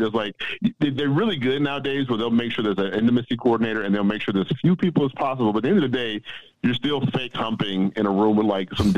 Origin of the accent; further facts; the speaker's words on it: Chicago, Illinois, United States; moved away as an adult; also born or lived in Boston; I'm from the South Side of Chicago